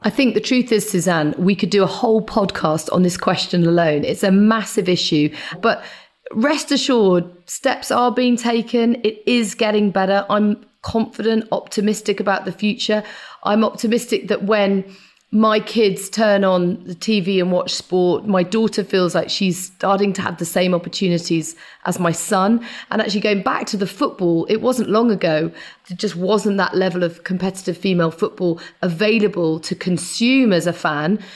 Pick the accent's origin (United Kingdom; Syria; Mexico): United Kingdom; I was actually born very near to Silverstone